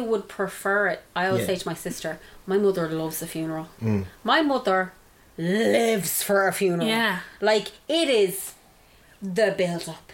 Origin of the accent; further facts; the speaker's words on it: Ireland; as Irish people